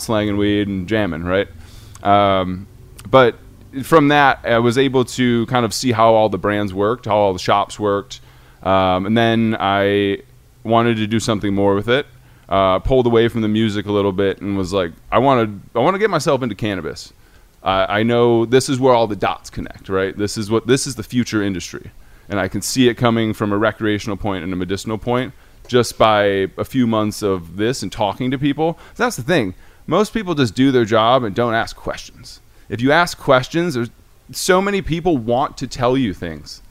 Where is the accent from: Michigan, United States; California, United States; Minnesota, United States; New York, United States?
Michigan, United States; Detroit; I am a Detroiter, um, a Michigander, born and raised